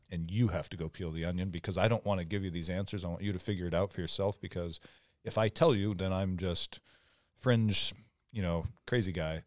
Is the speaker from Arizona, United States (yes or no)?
no; Omak, Washington, United States; I grew up in Omac, Washington, where it's, like, really economically depressed